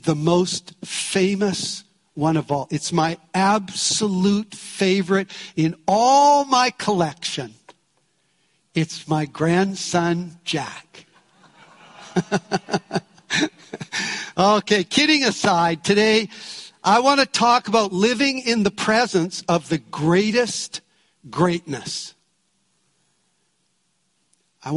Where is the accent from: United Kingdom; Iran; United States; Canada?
Canada; We're from Canada